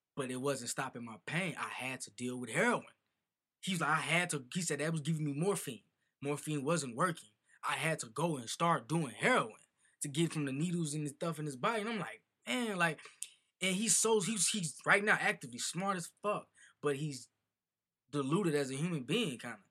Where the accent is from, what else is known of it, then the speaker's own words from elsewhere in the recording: Chicago, Illinois, United States; I'm an artist from Chicago.